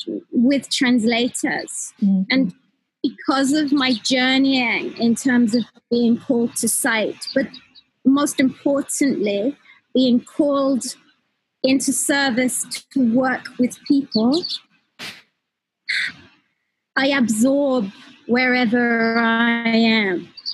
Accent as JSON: {"language": "English", "town": "Newcastle", "region": "North East England", "country": "United Kingdom", "tie": "born or raised there", "said": "I grew up in Newcastle."}